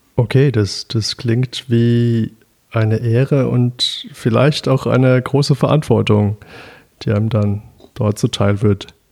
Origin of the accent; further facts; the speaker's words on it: Düsseldorf, North Rhine-Westphalia, Germany; Ich bin in Düsseldorf aufgewachsen, weswegen ich traditionell etwas gegen Kölsch sein muss